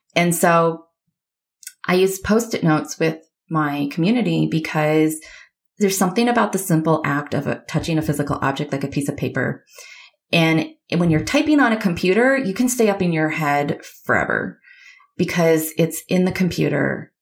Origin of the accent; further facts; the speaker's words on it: Michigan, United States; I grew up in Michigan